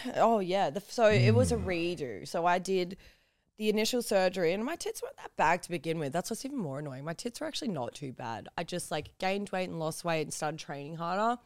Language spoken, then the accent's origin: English; Newcastle, New South Wales, Australia; I'm from Newcastle makes it even weirder because, like, Where I live in Newcastle, like, not an accepting place